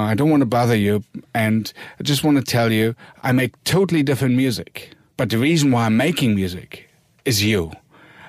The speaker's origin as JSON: {"language": "English", "region": "Berlin", "country": "Germany", "tie": "born or raised there", "also_born_or_lived": "Eisenhüttenstadt", "second_language": "English", "said": "we moved to East Berlin. So that's where I basically grew up."}